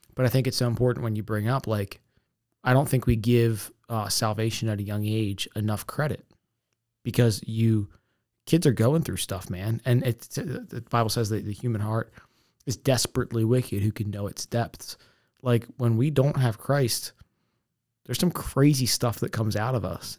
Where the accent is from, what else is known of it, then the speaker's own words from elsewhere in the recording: Essex, Maryland, United States; I grew up in Essex